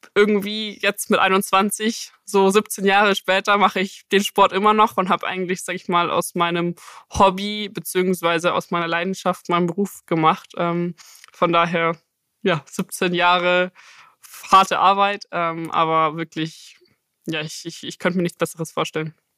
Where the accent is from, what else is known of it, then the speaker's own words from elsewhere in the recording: Munich, Bavaria, Germany; ich komme ja aus München